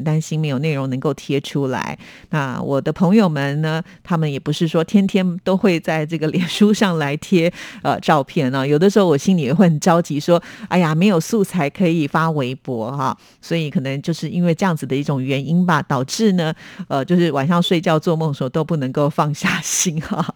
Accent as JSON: {"language": "Chinese", "country": "Taiwan", "tie": "born or raised there", "said": "我小时候住在眷村"}